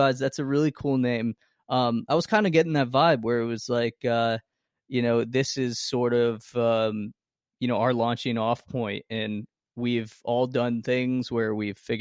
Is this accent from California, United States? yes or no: no; Poughkeepsie, New York, United States; we say we're from this small, there's a smaller city called Poughkeepsie